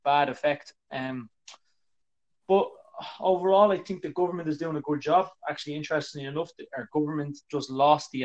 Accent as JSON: {"language": "English", "country": "Ireland", "also_born_or_lived": "China", "said": "I'm an Irish person."}